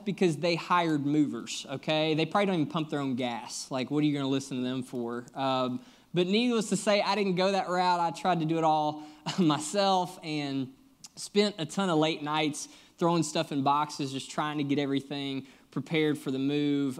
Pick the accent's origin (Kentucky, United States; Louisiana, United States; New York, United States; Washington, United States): Kentucky, United States; moved away as an adult; also born or lived in Nashville, Tennessee; now in Lexington, United States; I'm actually originally from Kentucky, but have been down in Nashville the last seven years